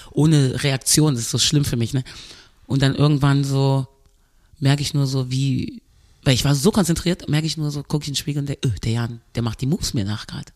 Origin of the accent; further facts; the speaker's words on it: Cologne, North Rhine-Westphalia, Germany; also born or lived in Birmingham, England; Ich bin ja hier aufgewachsen in Deutschland